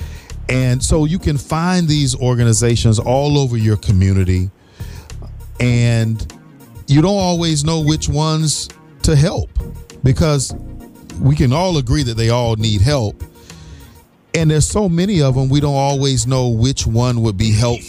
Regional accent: Riviera Beach, Florida, United States; I'm from Riviera Beach, yeah. Suncoast High.

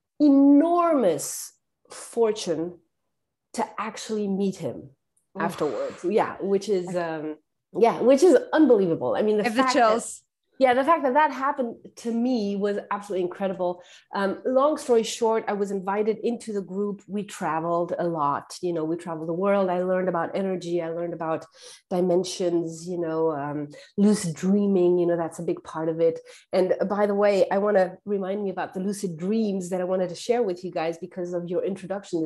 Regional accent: Germany; I was born and raised in Germany, but I had a French education because my dad is Algerian

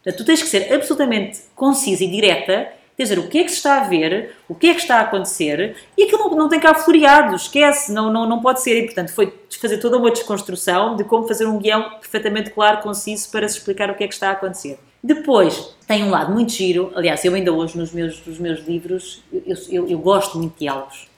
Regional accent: Alentejo, Portugal; moved away as an adult; eu vinha do Alentejo

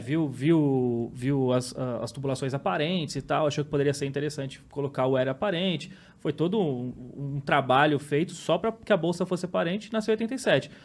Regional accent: São Paulo, Brazil; Eu cresci, nasci e cresci no mesmo bairro e praticamente moro até hoje

